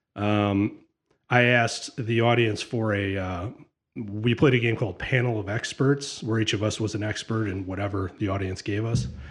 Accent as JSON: {"language": "English", "town": "Sylvania", "region": "Ohio", "country": "United States", "tie": "born or raised there", "also_born_or_lived": "Notre Dame, Indiana", "said": "I grew up in Sylvania."}